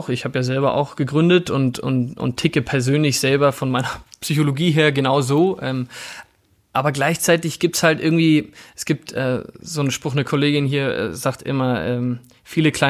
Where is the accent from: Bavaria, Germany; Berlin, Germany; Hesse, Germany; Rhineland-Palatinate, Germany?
Bavaria, Germany; Coburg; ich habe mich auch mal politisch engagiert äh, als, als Jugendlicher in meiner Heimatstadt Coburg